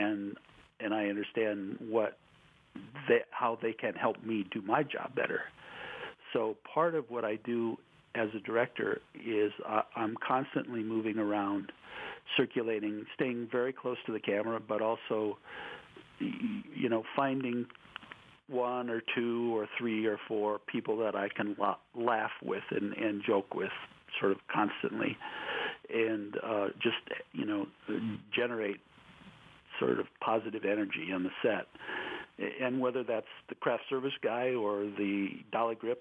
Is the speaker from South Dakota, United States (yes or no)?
yes; South Dakota, United States; moved away; I'll say, South Dakota.